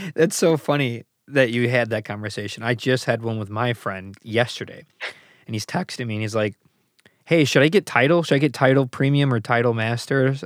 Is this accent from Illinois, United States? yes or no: yes; Chicago, Illinois, United States; being an American, born and raised in Chicago